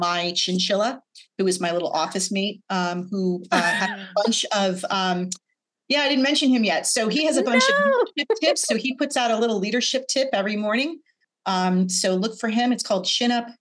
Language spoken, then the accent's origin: English; New Jersey, United States; I grew up in New Jersey